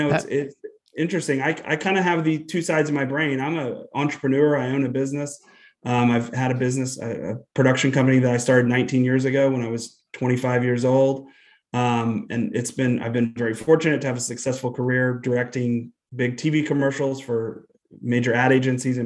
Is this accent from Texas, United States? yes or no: yes; Austin, Texas, United States; in my childhood, kind of growing up in Austin